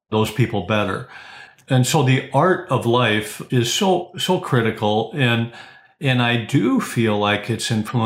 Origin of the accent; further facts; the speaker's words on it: South Dakota, United States; I grew up in South Dakota